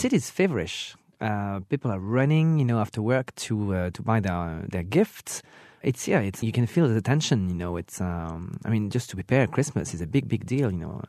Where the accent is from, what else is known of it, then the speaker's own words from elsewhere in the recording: Burgundy, Bourgogne-Franche-Comté, France; I come from Burgundy